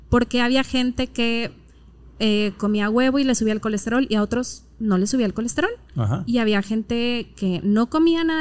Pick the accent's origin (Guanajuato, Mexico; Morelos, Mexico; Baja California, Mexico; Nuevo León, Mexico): Nuevo León, Mexico; Monterrey; Mm, soy regia y hablo como regia.